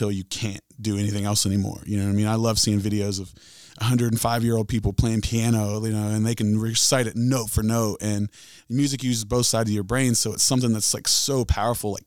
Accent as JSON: {"language": "English", "town": "Chesapeake", "region": "Ohio", "country": "United States", "tie": "born or raised there", "lives_now": "Huntington, United States", "said": "I grew up in Chesapeake, Ohio, right here from the tri-state"}